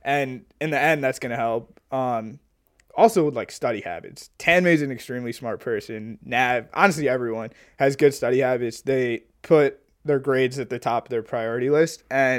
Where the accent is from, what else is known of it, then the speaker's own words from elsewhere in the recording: Illinois, United States; And then obviously U of I, us being, even though we're like from Illinois, like it's such a big school.